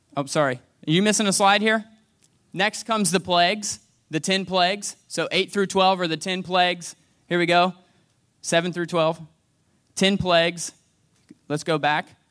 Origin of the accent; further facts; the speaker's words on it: United States; now in Franklin, United States; I was born and raised here in a single wide trailer on Hess Road.